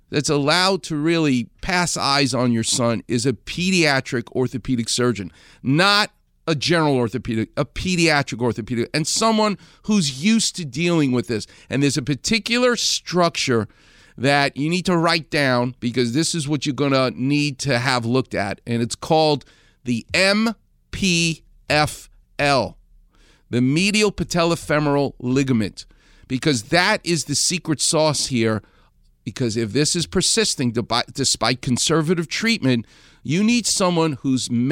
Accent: New York City, New York, United States; I'm a Jew from Far Rockaway.

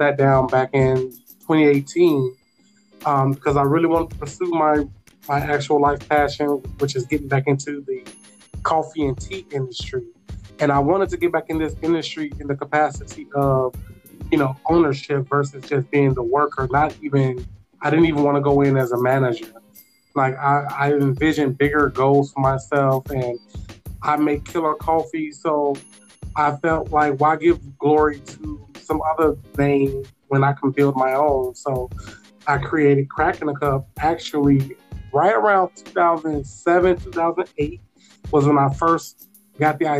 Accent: Chicago, Illinois, United States; also born or lived in Hawaii; now in Chicago, United States; originally, I'm from Chicago

